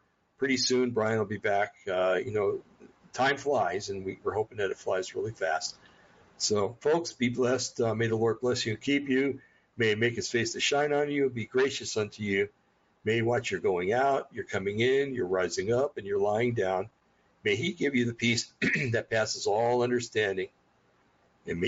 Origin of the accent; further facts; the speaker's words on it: New Jersey, United States; I'm from New Jersey